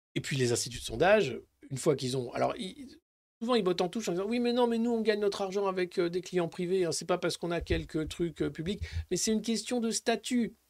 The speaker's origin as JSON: {"language": "French", "town": "Dijon", "region": "Bourgogne-Franche-Comté", "country": "France", "said": "c'est à Dijon, c'est ville, euh, c'est de là d'où je viens, Dijon"}